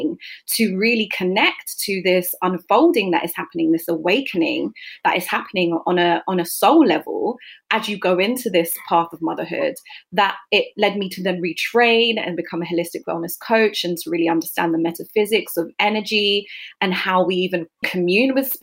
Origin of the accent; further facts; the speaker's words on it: London, United Kingdom; I grew up in South London in a majority Black community. I was born and bred in Brixton with a single mom